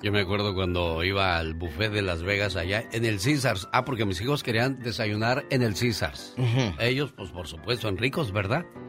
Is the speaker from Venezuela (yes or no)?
no; Guerrero, Mexico; moved away; also born or lived in Mexico City; Nosotros somos del estado de Guerrero